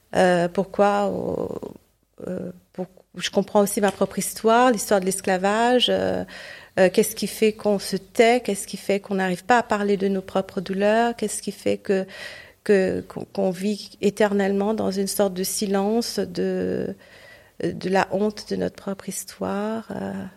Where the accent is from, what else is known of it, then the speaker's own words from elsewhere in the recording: Port Louis, Mauritius; moved away; c'était à Maurice pendant longtemps, au, mon pays natal où je suis née et j'ai grandi